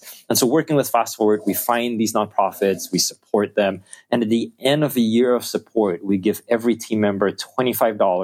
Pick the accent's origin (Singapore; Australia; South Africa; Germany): Singapore; the country that we're from Singapore